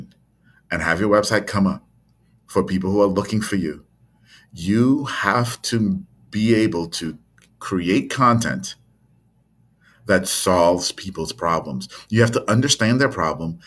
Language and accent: English; Trinidad & Tobago; born or raised there